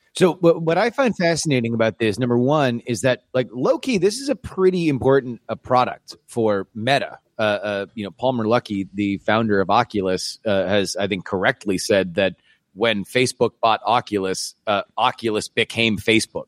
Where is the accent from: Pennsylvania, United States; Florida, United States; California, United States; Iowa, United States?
Florida, United States; moved away; also born or lived in Texas; I'm also from Florida originally.